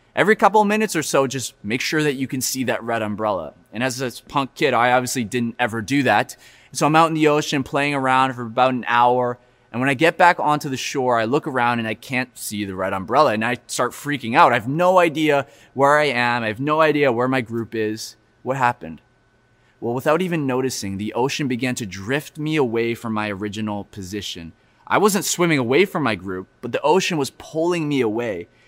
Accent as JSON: {"language": "English", "region": "Florida", "country": "United States", "tie": "born or raised there", "moved": "yes", "lives_now": "Vancouver, Canada", "said": "I grew up in Florida"}